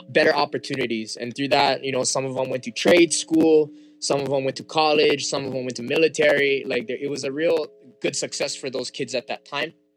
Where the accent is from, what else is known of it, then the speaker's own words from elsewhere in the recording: Wailua Nui, Hawaii, United States; first language Hawaiian; English is a second language; also born or lived in Haiku, Maui; I'm from Haiku, Maui, raised in Wailua Nui